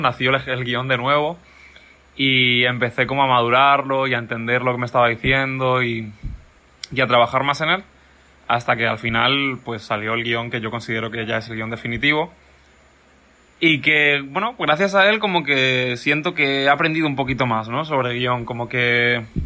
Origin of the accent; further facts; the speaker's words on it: Mallorca, Balearic Islands, Spain; moved away as an adult; also born or lived in San Antonio de los Baños, Cuba; now in Cuba; Estudié en Mallorca, yo soy de Mallorca